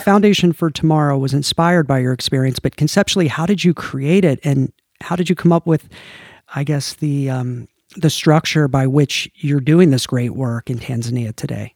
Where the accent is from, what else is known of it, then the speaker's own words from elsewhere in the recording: United States; I'm American